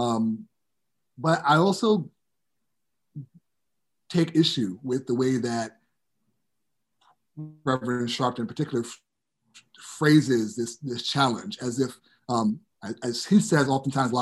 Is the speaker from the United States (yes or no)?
yes; New York City, New York, United States; growing up in New York City and then in the suburbs of New York City